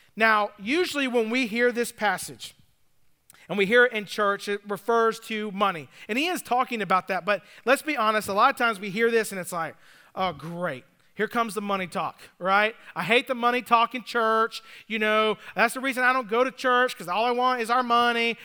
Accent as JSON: {"language": "English", "town": "Atlanta", "region": "Georgia", "country": "United States", "tie": "born or raised there", "also_born_or_lived": "Nashville", "moved": "yes", "lives_now": "Greenville, United States", "said": "growing up in Atlanta"}